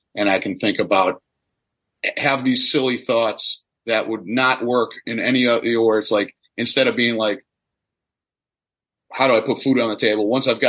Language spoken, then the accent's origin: English; Midwest, United States; obviously I'm from the Midwest. I have no trouble talking.